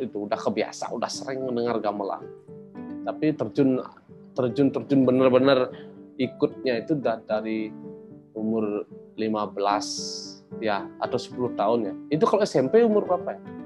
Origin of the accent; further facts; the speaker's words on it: Batuan, Bali, Indonesia; saya itu, eh, lahir di Desa Batuan, di desa yang penuh dengan kesenian